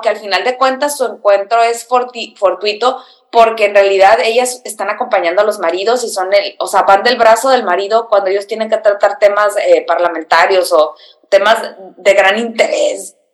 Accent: Mexicali, Baja California, Mexico; moved away; soy de Mexicali, donde no pasa nada

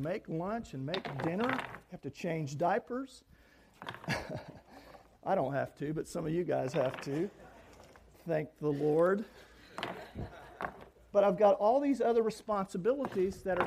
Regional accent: North Texas, United States; moved away; also born or lived in Orlando; I was raised in North Texas

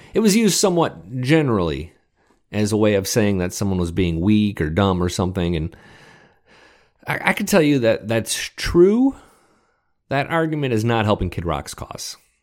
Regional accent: Detroit, Michigan, United States; I grew up in Metro Detroit, middle class

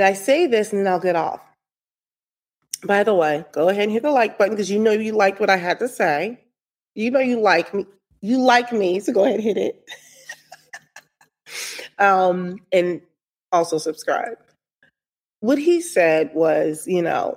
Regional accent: New Jersey, United States; I'm from Jersey

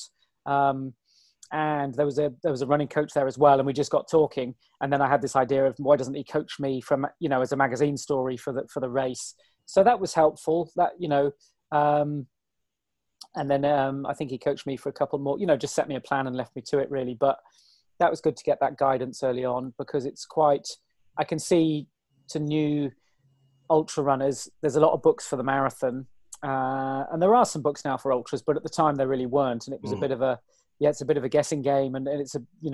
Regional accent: the Cotswolds, South West England, United Kingdom; It's where I grew up in the Cotswolds and live at the bottom of the Cotswolds again now.

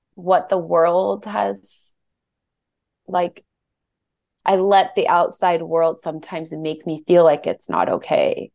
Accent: Colorado, United States; moved away as an adult; also born or lived in Utah; we moved back home because we're both from Colorado

